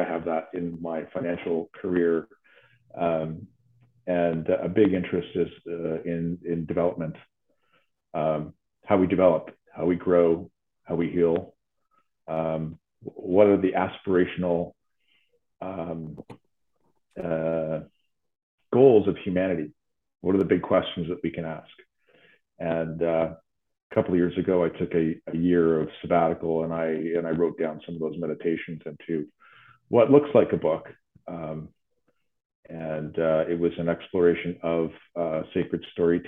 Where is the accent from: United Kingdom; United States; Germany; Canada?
Canada; Vancouver, British Columbia; moved away as an adult; now in Ottawa, Canada; I grew up in Vancouver and spent the 90s in the art scene